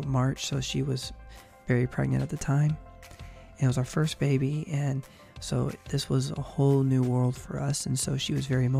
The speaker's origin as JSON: {"language": "English", "area": "Chicago and Indianapolis", "region": "Midwest", "country": "United States", "tie": "born or raised there", "also_born_or_lived": "California", "moved": "as an adult", "lives_now": "Georgia, United States", "said": "Growing up in Chicago and Indianapolis, like I did for many, many years until I was, Nathan and I were, basically young adults and moved out to California"}